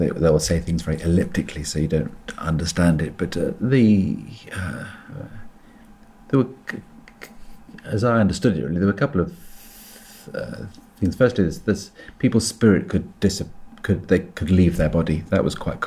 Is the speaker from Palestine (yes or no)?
no; suburban England, United Kingdom; accent: suburban England; moved away as an adult; also born or lived in Central Australia; now in Scotland, United Kingdom; I came from suburban England